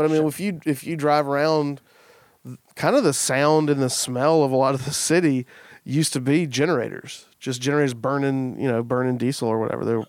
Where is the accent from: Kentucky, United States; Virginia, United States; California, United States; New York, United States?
Kentucky, United States; But it's like, yeah, I'm from Kentucky.